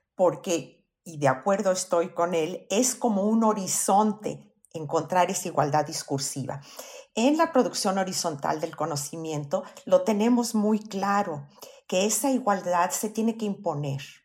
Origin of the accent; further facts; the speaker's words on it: Mexico; En México todos somos mexicanos.